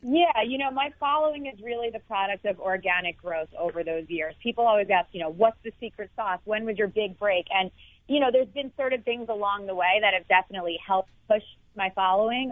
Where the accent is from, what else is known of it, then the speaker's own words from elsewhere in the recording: New York City, New York, United States; I was growing up in New York City